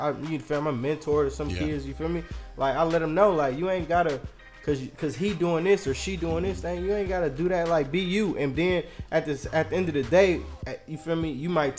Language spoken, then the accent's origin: English; Oakland, California, United States; But I'm really from East Oakland.